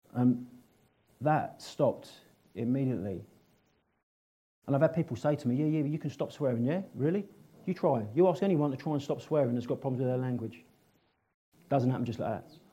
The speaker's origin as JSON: {"language": "English", "town": "Northolt", "region": "London", "country": "United Kingdom", "tie": "born or raised there", "said": "I was brought up in and around Northolt."}